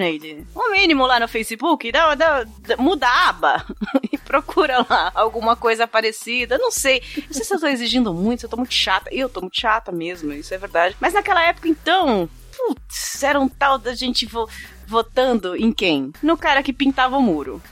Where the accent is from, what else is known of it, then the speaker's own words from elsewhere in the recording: São Bernardo do Campo, São Paulo, Brazil; Eu não preciso dizer que eu sou de São Bernardo do Campo